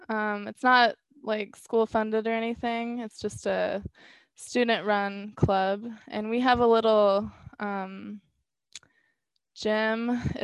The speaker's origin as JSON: {"language": "English", "region": "South Carolina", "country": "United States", "tie": "born or raised there", "said": "I was, yeah."}